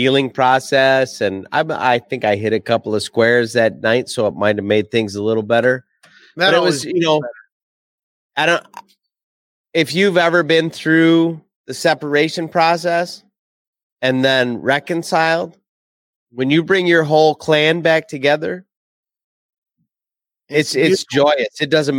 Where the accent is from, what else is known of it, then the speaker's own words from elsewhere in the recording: Jackson, Michigan, United States; I'm from Jackson, Michigan.